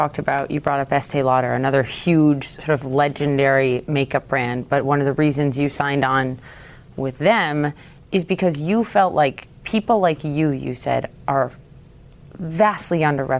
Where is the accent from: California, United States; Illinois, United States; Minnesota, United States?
Minnesota, United States; I'm from Minnesota